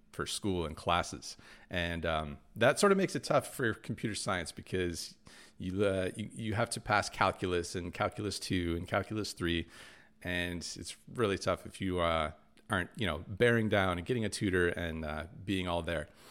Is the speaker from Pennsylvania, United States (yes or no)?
no; Michigan, United States; those are the two schools growing up in Michigan that, yeah, you sort of shoot for